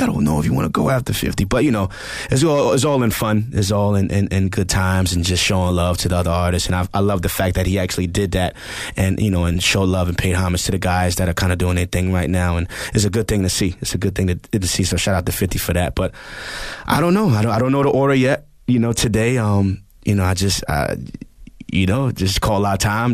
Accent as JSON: {"language": "English", "town": "New York City", "region": "New York", "country": "United States", "said": "I'm from the Bronx. I'm from the Bronx, New York."}